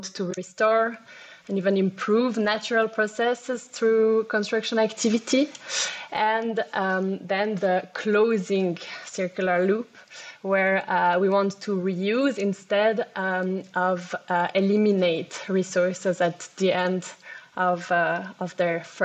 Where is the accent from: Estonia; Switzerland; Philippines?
Switzerland; Geneva; I am from Geneva